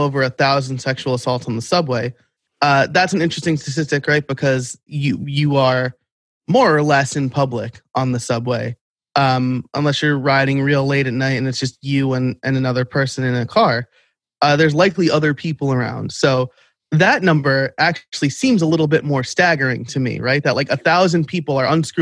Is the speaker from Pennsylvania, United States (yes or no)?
no; outside New York City, United States; now in suburbs of Philadelphia, United States; I grew up outside New York City